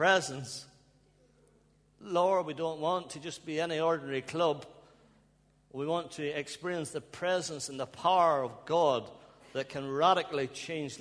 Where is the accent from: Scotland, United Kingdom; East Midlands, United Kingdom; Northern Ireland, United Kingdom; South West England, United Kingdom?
Northern Ireland, United Kingdom; Ballymena; moved away as an adult; now in Bradford, United Kingdom; I hope you can understand my accent. I'm from Ballymena in Northern Ireland. I've been over here for over 20 years, but I think I still got some accent there